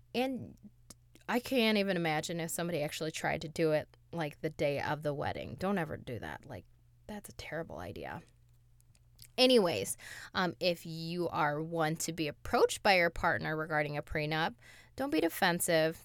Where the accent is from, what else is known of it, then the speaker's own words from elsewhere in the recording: Toledo, Ohio, United States; we're from Toledo. If anybody doesn't know where Toledo is, it's south of Detroit.